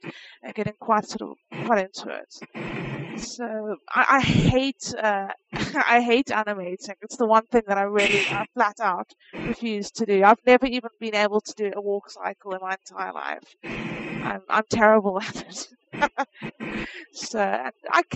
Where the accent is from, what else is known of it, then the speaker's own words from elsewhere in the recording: South Africa; moved away as an adult; now in United States; I'm originally from South Africa, and I moved to the States at the beginning of this year.